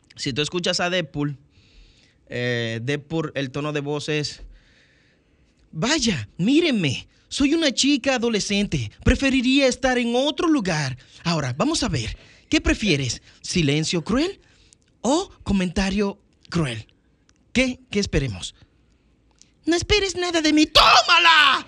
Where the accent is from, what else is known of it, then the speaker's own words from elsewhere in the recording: Dominican Republic; ser el primer dominicano